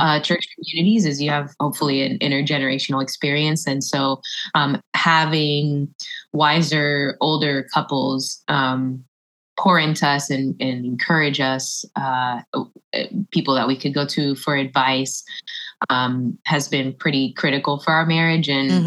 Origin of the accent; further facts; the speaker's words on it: Orlando, Florida, United States; also born or lived in Philippines / Tampa, Florida; I'm originally from Orlando. I was born in the Philippines, but I was raised in Orlando